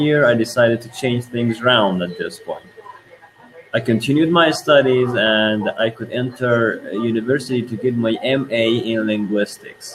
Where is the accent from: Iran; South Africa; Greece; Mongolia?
Iran; first language Persian; English is a second language; from Iran. And that means my native language is Persian or Farsi